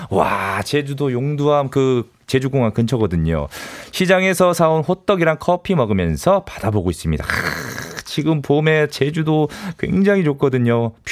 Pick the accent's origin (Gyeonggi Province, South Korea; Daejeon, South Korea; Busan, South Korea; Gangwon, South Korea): Daejeon, South Korea; 저도 대전이에요. 친정이에요.